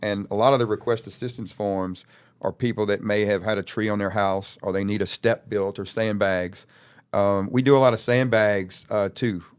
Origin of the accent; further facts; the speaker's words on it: Louisiana, United States; I'm from Louisiana. I got a duffel bag. I came here two days ago